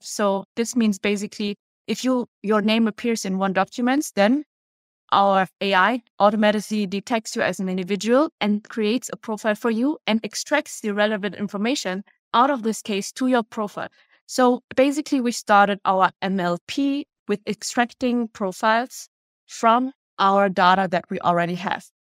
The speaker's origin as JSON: {"language": "English", "country": "Germany", "tie": "born or raised there", "also_born_or_lived": "Vietnam / Vienna, Austria", "moved": "as an adult", "lives_now": "Paris, France", "said": "I grew up in Germany, was born in Vietnam"}